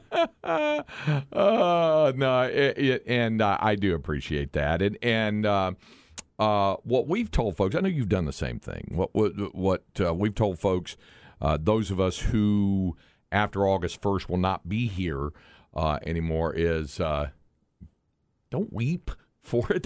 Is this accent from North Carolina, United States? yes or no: yes; Greensboro, North Carolina, United States; Elm Street in downtown Greensboro as a, as a, a native of the area